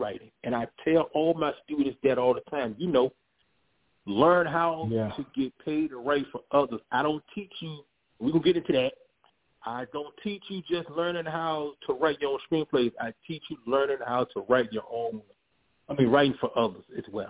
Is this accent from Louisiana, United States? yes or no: no; Virginia Beach, Virginia, United States; also born or lived in Los Angeles; I am from Virginia Beach, Virginia. Born and raised. Spent some years in Los Angeles, but I'm born and raised in Virginia Beach, Virginia